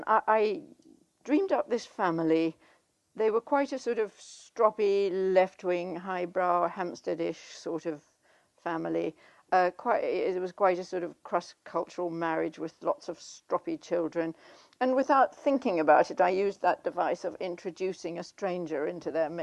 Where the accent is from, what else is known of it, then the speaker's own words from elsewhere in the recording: South Africa; moved away as an adult; I grew up in South Africa, which I left when I was 20 in 1963.